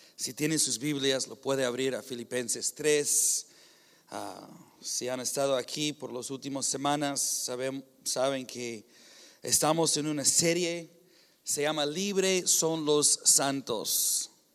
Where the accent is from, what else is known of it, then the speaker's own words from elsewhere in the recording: United States; Spanish is a second language; moved away; soy gringo